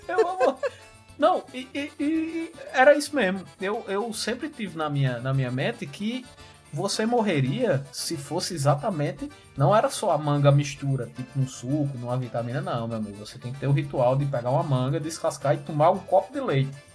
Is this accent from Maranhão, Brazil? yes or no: no; Campina Grande, Paraíba, Brazil; falando da minha terrinha maravilhosa Campina Grande